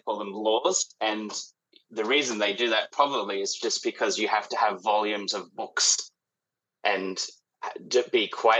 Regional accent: Sydney, New South Wales, Australia; now in Melbourne, Australia; I was born in Sydney, which is not a footy town whatsoever.

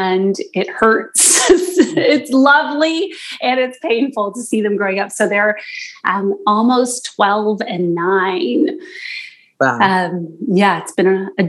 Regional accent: East Coast, Canada; now in Toronto, Canada; I live in Toronto, and I've lived here for a long time now, but I'm originally from the East Coast

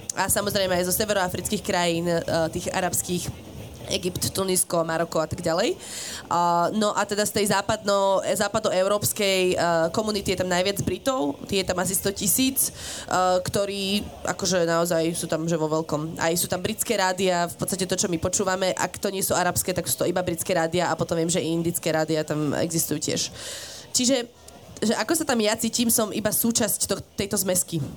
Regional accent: Slovakia; now in Dubai, United Arab Emirates; Keď napríklad som tam ja ako Slovenka na pozíciu nejakú manažerskú, dostanem, ja neviem, vymýšľam si 5000

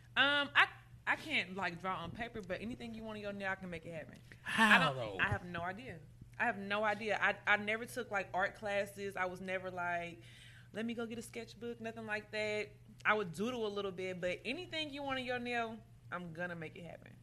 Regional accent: Chicago, Illinois, United States; now in Indianapolis, United States; I was born in Chicago

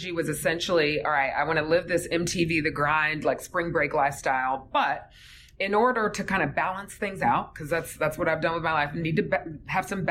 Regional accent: Fayetteville, Georgia, United States; Grew up in a little place called Fayetteville, which is a suburb south of the city.

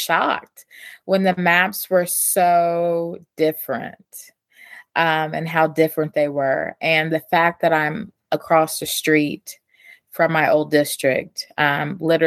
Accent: East Tennessee, United States; now in Kentucky, United States; I'm Appalachian. I grew up in East Tennessee, and I come from the volunteer state

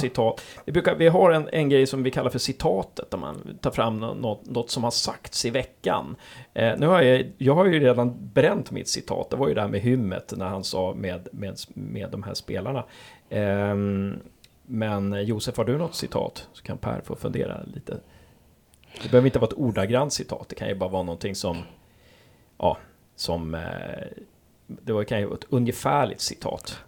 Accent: Uppsala, Uppsala County, Sweden; now in Gävle, Sweden; jag är från Uppsala

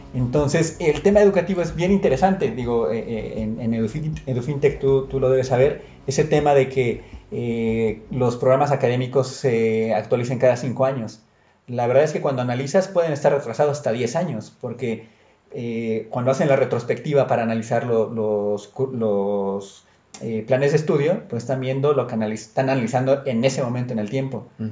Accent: Mexico; como mexicano, como latino

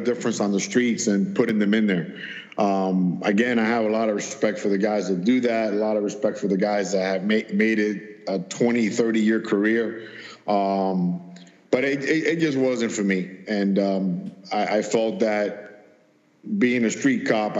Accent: Miami, Florida, United States; I grew up in Miami, and the southern part of Miami-Dade

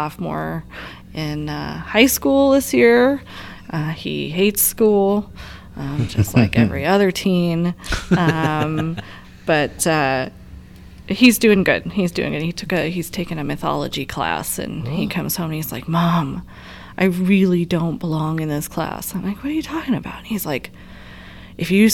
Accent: Colorado, United States; also born or lived in Las Vegas, Nevada; I was born in Las Vegas, Nevada, but I've lived most of my life here in Colorado, so my parents moved me out here. I was like two, so I consider myself a native

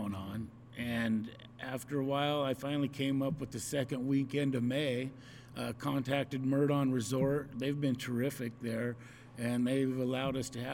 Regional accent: Wenatchee, Washington, United States; I was born and raised here in Wenatchee, Washington, went to Rock Island grade school, graduated Eastmont

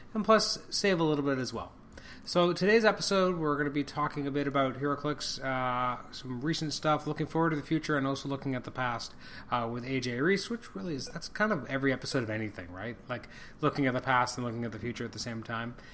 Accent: Canada; I'm extremely Canadian

